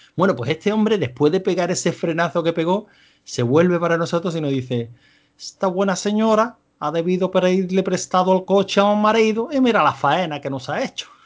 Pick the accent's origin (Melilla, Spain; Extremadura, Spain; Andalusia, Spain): Andalusia, Spain; accent: Andalusian; yo voy a hablar pues con mi acento tan característico, con mi rico acento andaluz